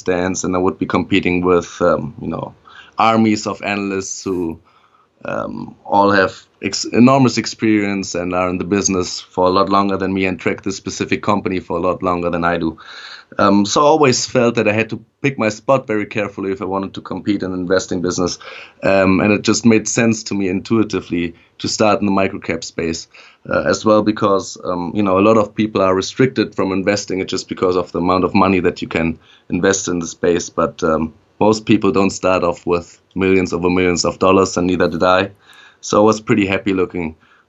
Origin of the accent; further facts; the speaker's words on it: Germany; moved away as an adult; also born or lived in Netherlands / Beijing, China / Vienna, Austria; now in United States; I was actually born and raised in Germany, lived there for the first 19 years of my life